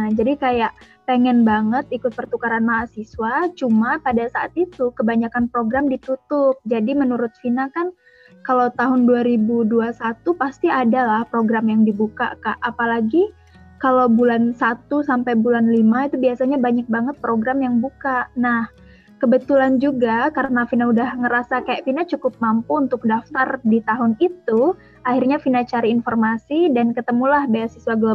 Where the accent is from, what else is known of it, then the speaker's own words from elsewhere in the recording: Lampung, Indonesia; asal aku dari Lampung Barat, Provinsi Lampung.